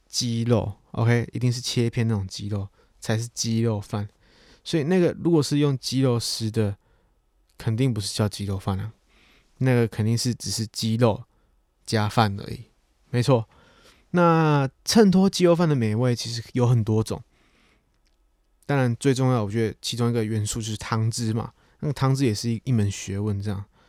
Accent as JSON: {"language": "Chinese", "region": "Chiayi", "country": "Taiwan", "tie": "born or raised there", "also_born_or_lived": "Tainan", "said": "我出生在台南，但我成长的城市其实是在嘉义"}